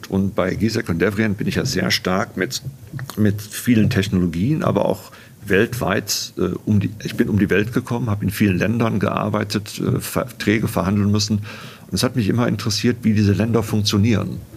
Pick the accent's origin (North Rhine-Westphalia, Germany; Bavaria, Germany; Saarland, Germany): North Rhine-Westphalia, Germany; Naja, ich bin aufgewachsen am Niederrhein, nicht in München, am Niederrhein, nähe der holländischen Grenze.